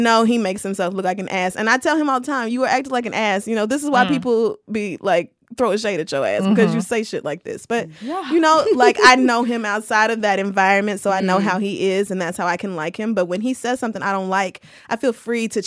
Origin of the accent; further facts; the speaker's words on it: Oklahoma, United States; also born or lived in Louisiana / Texas; now in New York, United States; I do have a very close identity tied with Oklahoma and Louisiana and Texas, which is like that whole region where I grew